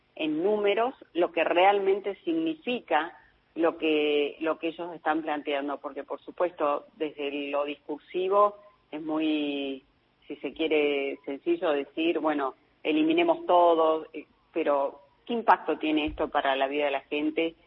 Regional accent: Salta, Argentina; yo soy de, la, de Salta

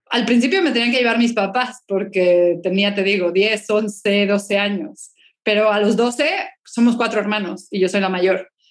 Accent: Mexico City, Mexico; now in Spain; yo nací en el DF, chilanga de corazón, pero ya desde hace muchísimos años vivo en España

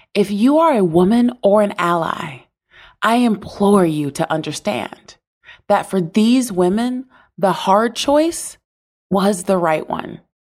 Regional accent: the South, United States; I was born into poverty in the South.

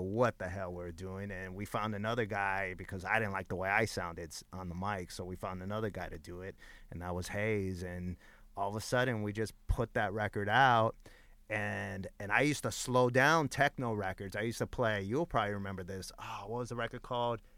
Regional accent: Los Angeles, California, United States; At the time that I grew up in East L A, like, in my high school alone, there was fifty D Js.

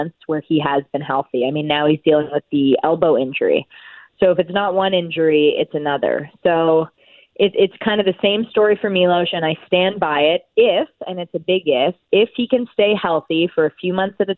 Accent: Canada; I'm a Canadian tennis fan.

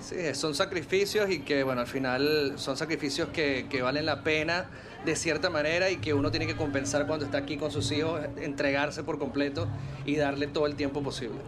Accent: Caracas, Capital District, Venezuela; moved away; mi ciudad donde yo crecí

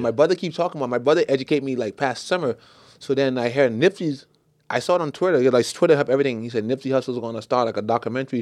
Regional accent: Bahamas; I'm from the Bahamas. It's all dancehall reggae

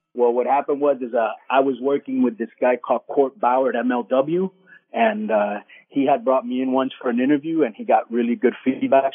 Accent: Miami, Florida, United States; I'm from Miami

